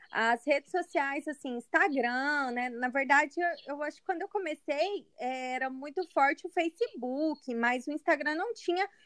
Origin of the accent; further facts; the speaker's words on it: Goiânia, Goiás, Brazil; moved away as an adult; now in Uberlândia, Brazil; Eu sou goiana, eu sou goiana, né? Natural uhum. aqui de Goiânia mesmo. E é, eu, eu moro em Uberlândia, mas eu atuo tanto aqui em Goiânia quanto em Uberlândia.